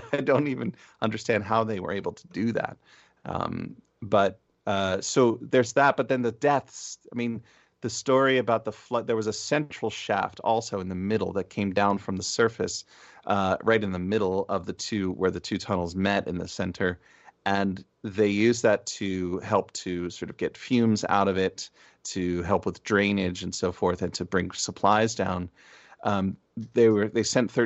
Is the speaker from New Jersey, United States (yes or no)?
yes; Essex County, New Jersey, United States; moved away as an adult; now in Berkshires, Massachusetts, United States; Essex, my home county